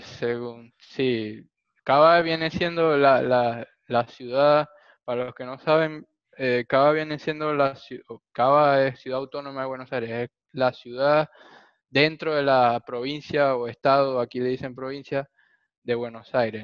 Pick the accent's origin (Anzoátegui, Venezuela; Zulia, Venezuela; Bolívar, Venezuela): Zulia, Venezuela; Maracaibo; los dos somos de Maracaibo